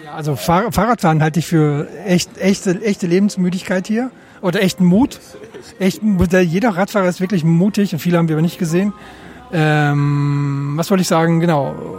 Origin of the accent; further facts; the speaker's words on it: Germany; als Deutsche